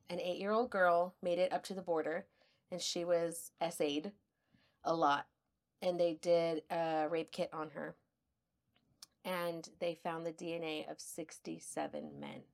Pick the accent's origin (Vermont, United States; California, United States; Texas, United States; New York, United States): Texas, United States; El Paso; accent: El Paso; also born or lived in San Marcos, Texas; I grew up in El Paso